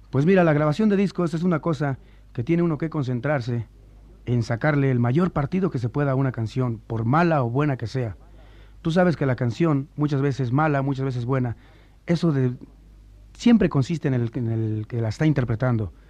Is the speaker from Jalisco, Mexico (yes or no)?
no; Tacubaya, Mexico City, Mexico; also born or lived in Nogales, Sonora; haberme criado en Tacubaya